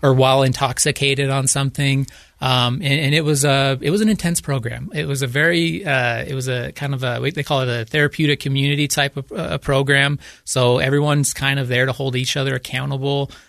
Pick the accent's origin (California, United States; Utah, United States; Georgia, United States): Utah, United States; Growing up in Utah